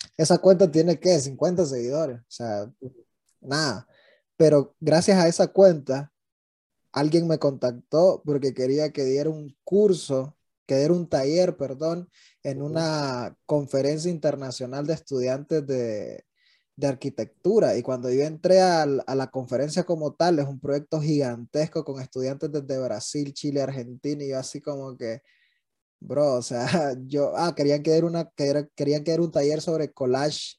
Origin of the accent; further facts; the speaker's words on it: Nueva Segovia, Nicaragua; yo soy de Gubilino a Segovia, en, en, el norte de Nicaragua, que es frontera con Honduras